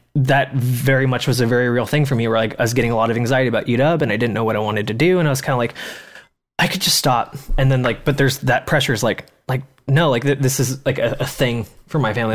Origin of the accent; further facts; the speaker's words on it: Kelso, Washington, United States; Grace and I grew up in Kelso, which is a logging town.